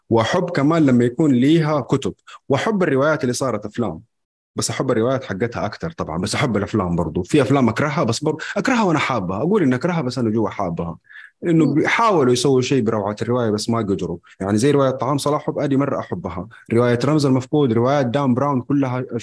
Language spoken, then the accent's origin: Arabic; Mecca, Makkah Province, Saudi Arabia; من مكة